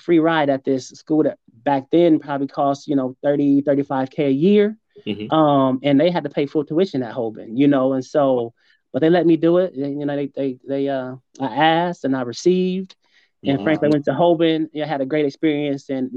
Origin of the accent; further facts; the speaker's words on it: Akron, Ohio, United States; also born or lived in Hudson, Ohio; I went to K through 8th in Akron Public Schools